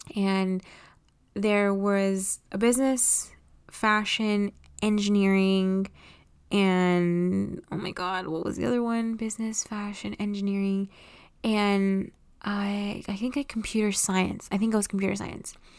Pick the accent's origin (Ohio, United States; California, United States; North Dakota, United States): California, United States; Los Angeles; I was born and raised in Los Angeles, California.